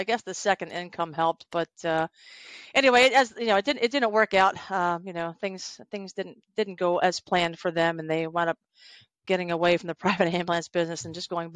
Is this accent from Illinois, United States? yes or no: no; Westminster, Maryland, United States; I grew up in a small town in Westminster, Maryland